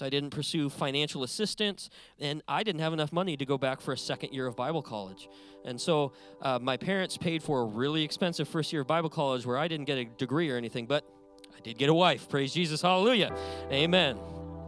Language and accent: English; Montana, United States; moved away as an adult; now in California, United States; I was born and raised in a big but empty state called Montana. That's where I'm from.